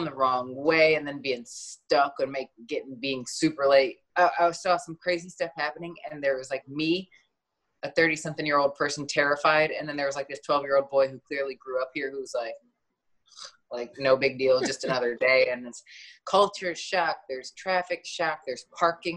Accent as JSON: {"language": "English", "region": "Michigan", "country": "United States", "tie": "born or raised there", "also_born_or_lived": "Flint, Michigan", "moved": "as an adult", "lives_now": "Los Angeles, United States", "said": "growing up in Michigan"}